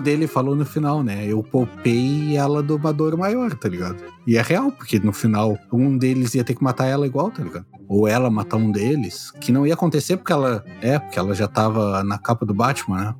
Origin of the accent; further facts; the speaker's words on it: Brazil; Sou brasileiro médio